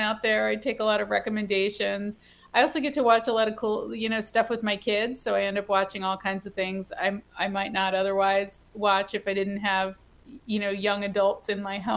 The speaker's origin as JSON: {"language": "English", "area": "Hudson Valley", "region": "New York", "country": "United States", "said": "I come from the Hudson Valley, New York, which is the alien invasion capital of the world"}